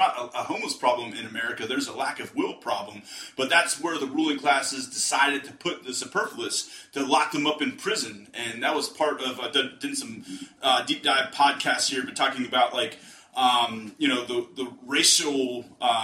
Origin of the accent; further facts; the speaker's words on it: Western Pennsylvania, United States; I'm from the Western Pennsylvania area